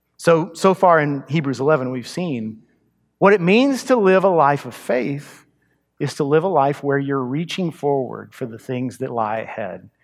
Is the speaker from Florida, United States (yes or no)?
no; Texas, United States; also born or lived in Montgomery County, Texas; But I grew up in Texas. I grew up in a small town, actually out in the country with cattle.